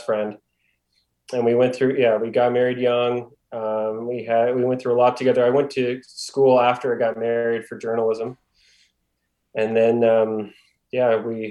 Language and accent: English; Halifax, Nova Scotia, Canada; also born or lived in Ontario; I've been born and raised in Halifax, Nova Scotia, tiny little province on the east coast of Canada